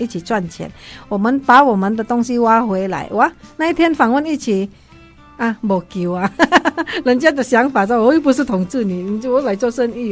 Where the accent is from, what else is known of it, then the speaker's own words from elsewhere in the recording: Indonesia; now in Taiwan; 对我来说，我是印尼人，我听很多人的歌